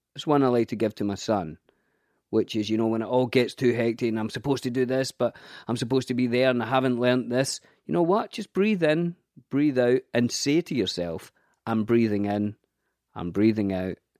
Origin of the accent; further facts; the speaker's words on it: Scotland, United Kingdom; I grew up in a council estate in Scotland.